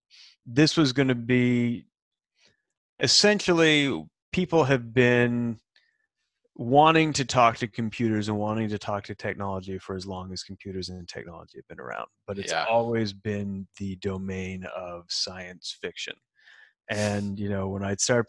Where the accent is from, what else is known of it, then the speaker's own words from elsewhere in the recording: Salt Lake City, Utah, United States; moved away as an adult; also born or lived in California; now in Seattle, United States; I'm actually from Salt Lake City and grew up in Utah and spent some time in California